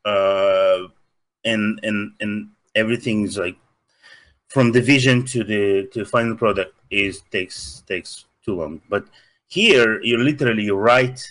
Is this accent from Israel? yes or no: no; Russia; accent: Russian; English is a second language; now in Los Angeles, United States; Russian. I'm from Soviet Union.